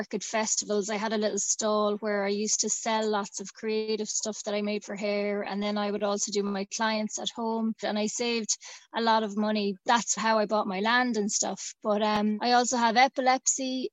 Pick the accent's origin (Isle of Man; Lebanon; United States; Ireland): Ireland; Tipperary, Munster; also born or lived in Dublin; I am from the country and I am from Tipperary and I grew up on a farm.